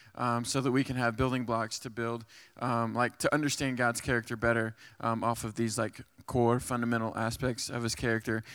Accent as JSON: {"language": "English", "region": "Texas", "country": "United States", "moved": "as an adult", "lives_now": "West Virginia, United States", "said": "I'm from Texas, and, uh, I moved up here five years to go to do, uh, Chi Alpha here at West Virginia"}